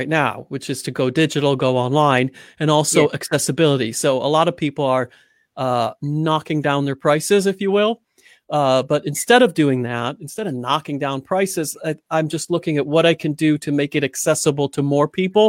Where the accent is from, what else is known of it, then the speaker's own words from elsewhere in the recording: United States; moved away as an adult; also born or lived in Chicago / Hollywood / Paris; now in Beeston, United Kingdom; I was raised in the United States of America